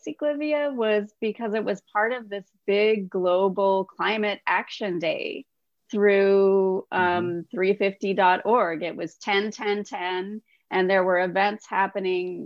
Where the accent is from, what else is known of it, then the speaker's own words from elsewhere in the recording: Los Angeles, California, United States; I was born and raised in Los Angeles